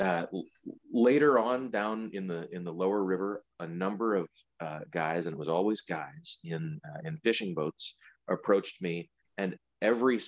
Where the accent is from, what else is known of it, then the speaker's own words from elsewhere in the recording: St. Paul, Minnesota, United States; now in Minneapolis, United States; I grew up in St. Paul up on Dayton's Bluff. I've lived in Minneapolis for years